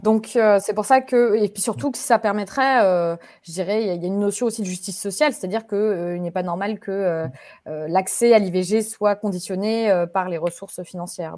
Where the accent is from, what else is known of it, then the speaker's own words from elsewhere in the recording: France; moved away; en tant que Français et Françaises de l'étranger